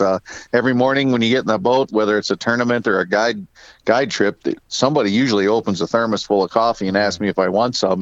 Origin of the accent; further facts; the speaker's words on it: Diamond, Ohio, United States; I'm born and raised in Northeast Ohio, a little town called Diamond, Ohio.